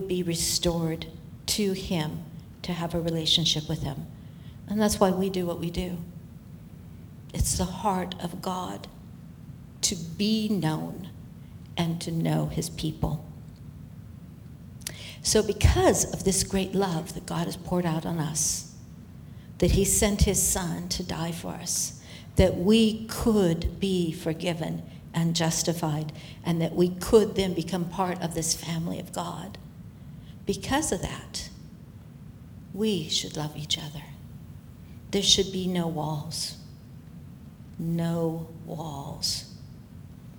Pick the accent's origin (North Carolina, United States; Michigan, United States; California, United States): California, United States; Fresno; moved away as an adult; also born or lived in Selma, California; now in Singapore; growing up in Fresno, being born in Selma